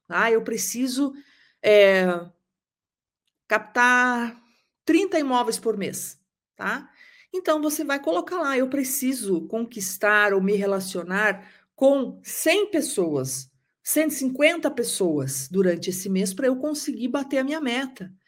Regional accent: interior of Paraná, Brazil; now in Curitiba, Brazil; eu sou do interior do Paraná

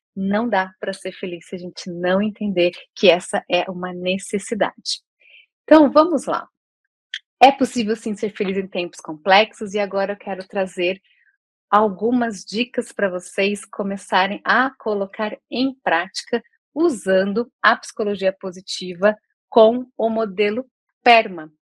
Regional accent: Campinas, São Paulo, Brazil; now in Porto Alegre, Brazil; moro aqui em Porto Alegre, mas sou nascida em Campinas

